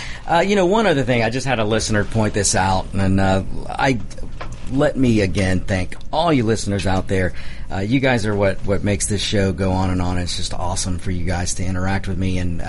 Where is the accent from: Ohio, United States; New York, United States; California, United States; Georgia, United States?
Georgia, United States; DeKalb County; also born or lived in Mexico; So I grew up in DeKalb.